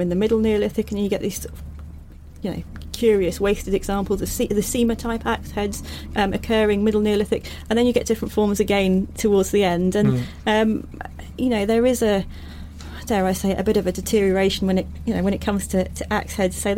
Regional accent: Norfolk, East of England, United Kingdom; I grew up in Norfolk

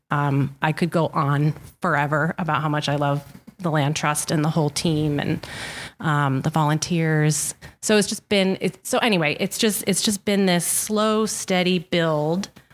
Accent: Ashaway, Rhode Island, United States; also born or lived in Westerly, Rhode Island; I grew up in Ashaway, so I am a Charger turned bulldog

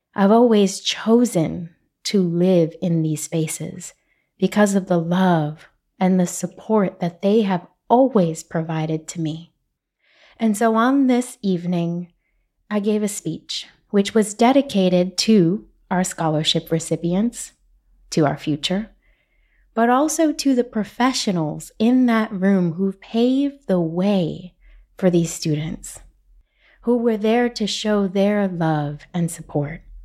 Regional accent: New York City, New York, United States; I'm from Brooklyn. We speak with our hands

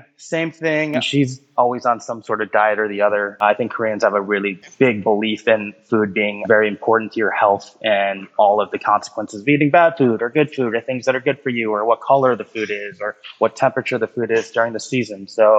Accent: Highland Park, Illinois, United States; moved away as an adult; also born or lived in Chicago, Illinois; now in Los Angeles, United States; growing up in Highland Park, I was the more or less child of immigrants.

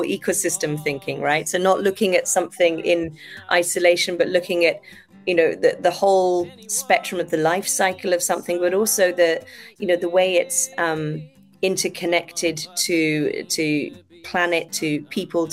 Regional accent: Devon, South West England, United Kingdom; now in Japan; Devon, which is my hometown in the UK, or my home prefecture in the UK

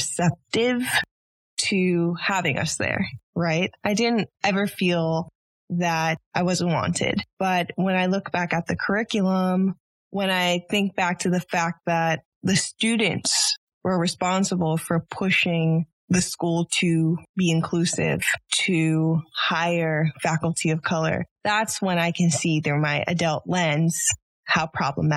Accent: New York City, New York, United States; I am from Harlem, New York. I was raised by a single parent household

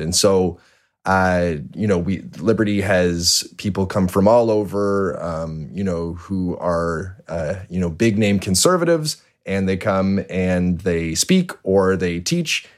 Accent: Toronto, Ontario, Canada; born and raised in Toronto

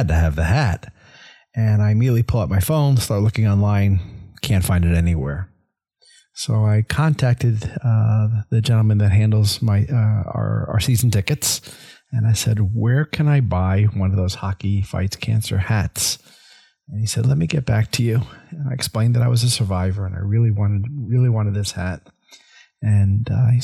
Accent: Northeast, United States; now in Tampa, United States; I grew up in the Northeast

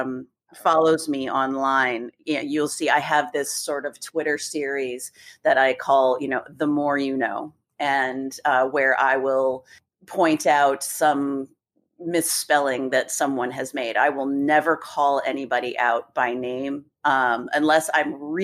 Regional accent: Gaithersburg, Maryland, United States; also born or lived in Annapolis, Maryland; I grew up in Gaithersburg. And then, when as a grown up, I lived in Annapolis for years and years.

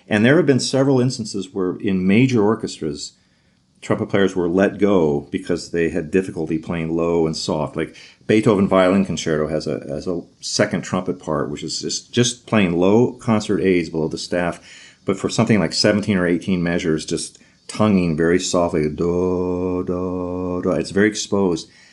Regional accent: Alexandria, Virginia, United States; also born or lived in Washington, D.C.; I was born in Washington, D C, and raised in Alexandria, Virginia

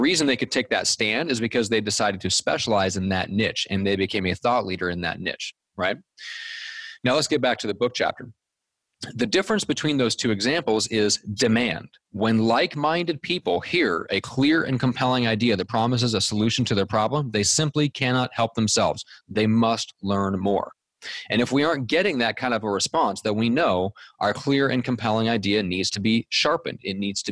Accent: Omaha, Nebraska, United States; When I was growing up in Omaha, Nebraska

